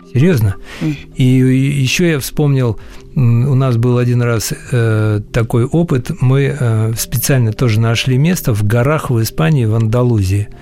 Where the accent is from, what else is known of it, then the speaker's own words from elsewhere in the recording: Siberia, Russia; Я родился в Сибири